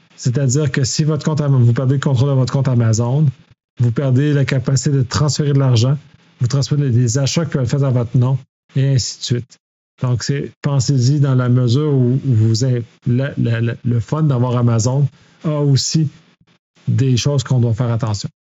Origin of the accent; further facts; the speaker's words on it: Quebec, Canada; en tant que Québécois, la façon qu'on utilise le français est différente des Français de France